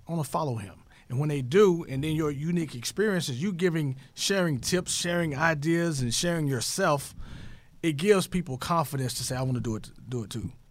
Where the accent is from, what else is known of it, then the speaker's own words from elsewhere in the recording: Tyler, Texas, United States; my hometown is Tyler, Texas